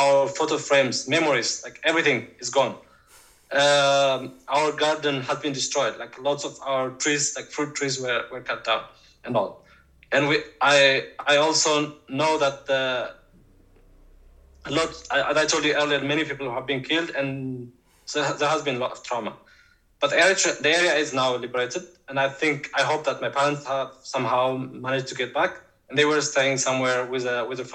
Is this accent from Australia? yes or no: no; Tigray, Ethiopia; moved away as an adult; now in Norway; I was born and raised in Tigray, in northern Ethiopia